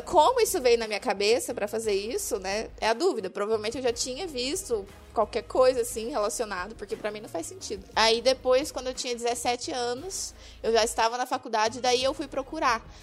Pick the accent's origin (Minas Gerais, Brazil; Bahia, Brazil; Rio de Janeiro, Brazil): Minas Gerais, Brazil; Triângulo Mineiro; also born or lived in interior of São Paulo; now in Curitiba, Brazil; Não sou de Curitiba, na verdade eu sou mineira, nasci no Triângulo Mineiro. Me mudei pro interior de São Paulo